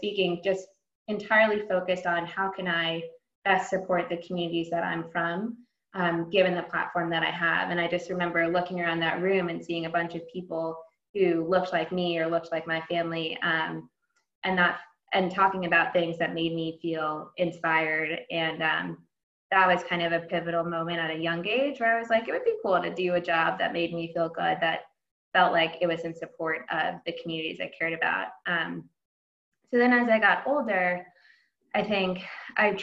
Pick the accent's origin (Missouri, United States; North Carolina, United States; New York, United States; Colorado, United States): New York, United States; New Rochelle; moved away as an adult; also born or lived in New Haven, Connecticut; I am from New Rochelle, New York, originally, which is a suburb about 30 minutes north of Manhattan. Born and raised there, I went to public schools there